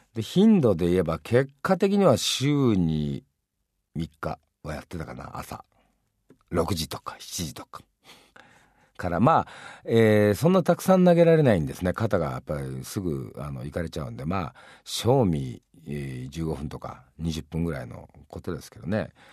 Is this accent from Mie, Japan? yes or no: no; Hiroshima, Japan; 自分広島出身ですけど